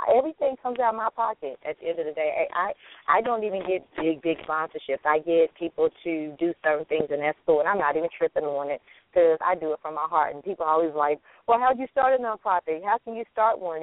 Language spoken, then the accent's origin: English; Alabama, United States; now in Atlanta, United States; we do our own special events every year in Alabama because I'm originally from Alabama